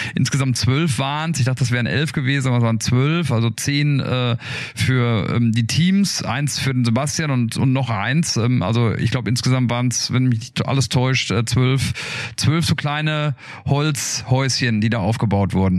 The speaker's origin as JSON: {"language": "German", "area": "Ruhr area", "region": "North Rhine-Westphalia", "country": "Germany", "said": "ich komme aus dem Ruhrgebiet"}